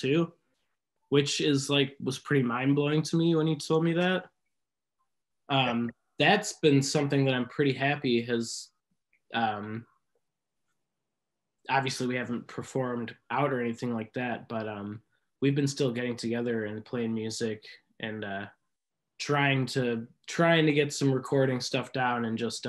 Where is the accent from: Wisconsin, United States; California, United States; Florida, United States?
Wisconsin, United States; Milwaukee; I'm from Milwaukee.